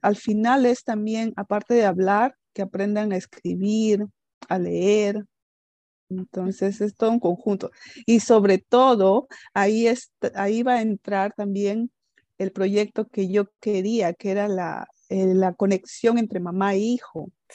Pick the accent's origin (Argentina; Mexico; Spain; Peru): Peru; first language Spanish; moved away as an adult; now in Netherlands; yo soy peruana